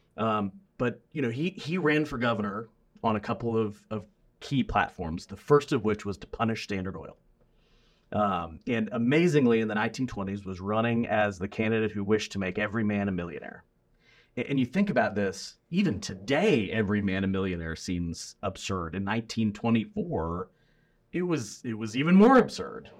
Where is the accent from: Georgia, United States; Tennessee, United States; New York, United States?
Tennessee, United States; Memphis; also born or lived in New Orleans; now in Louisiana, United States; I grew up in Memphis